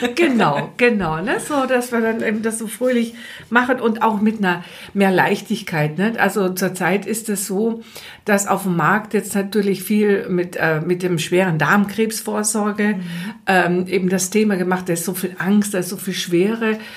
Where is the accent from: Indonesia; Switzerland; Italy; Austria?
Austria; accent: Austrian; moved away as an adult; now in Germany; Ich, ich bin ja Österreicherin, das hört man zwischen so ein bisschen